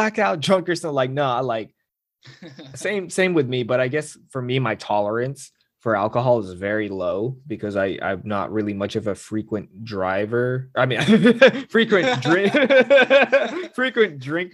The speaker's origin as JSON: {"language": "English", "region": "California", "country": "United States", "said": "the people know I'm from California"}